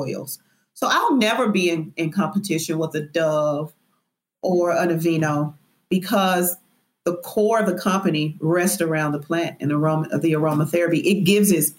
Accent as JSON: {"language": "English", "town": "Memphis", "region": "Tennessee", "country": "United States", "also_born_or_lived": "Brooklyn, New York", "said": "I'm a Southerner. I'm from Memphis, Tennessee"}